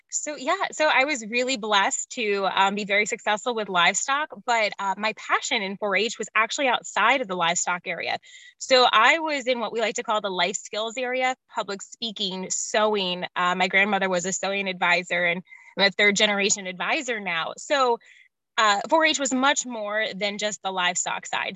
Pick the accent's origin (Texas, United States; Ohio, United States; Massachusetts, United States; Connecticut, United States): Ohio, United States; Born and raised in Ohio.